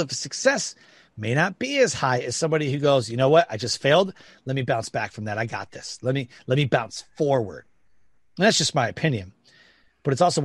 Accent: Detroit, Michigan, United States; I grew up in Detroit, Michigan.

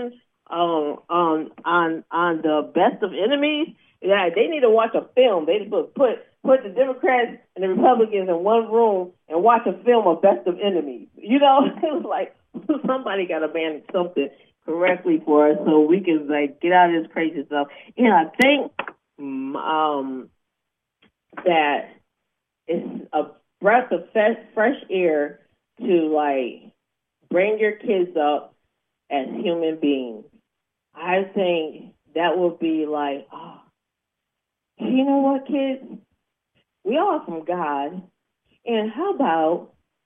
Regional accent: Atlanta, Georgia, United States; I'm from Atlanta, Georgia

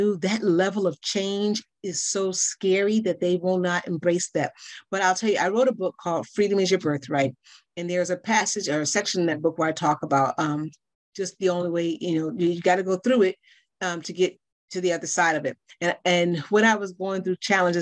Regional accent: Chicago, Illinois, United States; now in Baltimore, United States; I'm from Chicago. Currently in Baltimore, Maryland area, though.

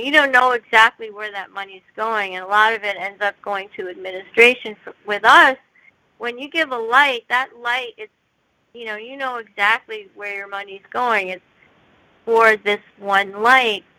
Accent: United States; I'm I'm Korean, and I grew up in the United States

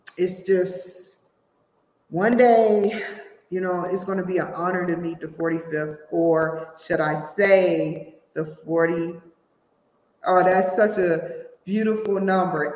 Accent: Washington, District of Columbia, United States; I'm from Washington D.C.

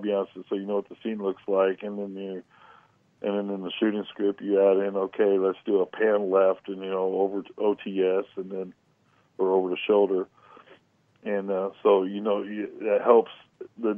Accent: California, United States; now in Kentucky, United States; I'm actually from California

